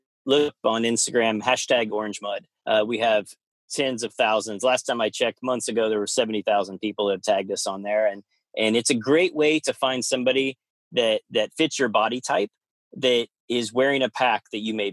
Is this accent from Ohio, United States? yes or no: no; Kansas, United States; moved away; also born or lived in Oklahoma / Arizona; growing up in Kansas, so we went to Oklahoma and I lived in Arizona